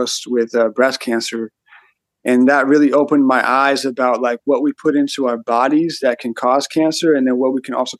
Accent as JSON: {"language": "English", "town": "Auburn", "region": "California", "country": "United States", "tie": "born or raised there", "said": "I grew up in Auburn"}